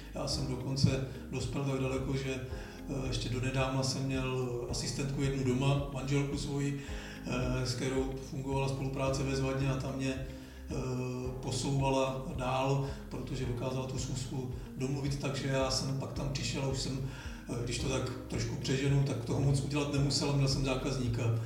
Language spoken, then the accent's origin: Czech; Žleby, Central Bohemian Region, Czechia; u nás, eh, ve Žlebech, odkud pocházím